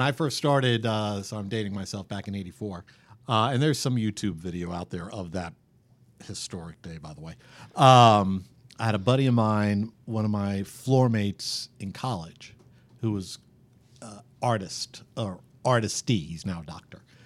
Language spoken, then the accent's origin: English; New York City area, United States; now in Kansas City, United States; I grew up just around the New York City area